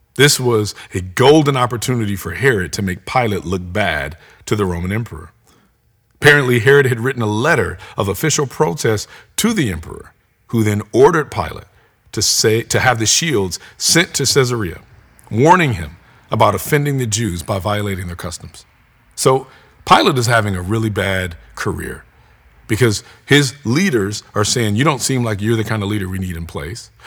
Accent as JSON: {"language": "English", "country": "United States", "said": "as American Christians"}